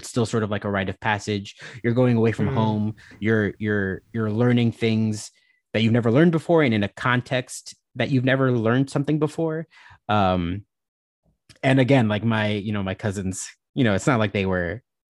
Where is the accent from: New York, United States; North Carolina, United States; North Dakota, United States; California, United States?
New York, United States; Westchester; also born or lived in Brooklyn, New York; Well, I'm originally from the suburbs of New York City. I'm from Westchester, New York. That's where I was born and raised, and I've sort of been all over the New York State throughout my life. I studied upstate, and now I live in Brooklyn.